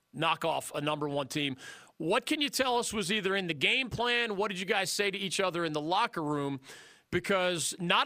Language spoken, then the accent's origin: English; Philadelphia, Pennsylvania, United States; I grew up in Philadelphia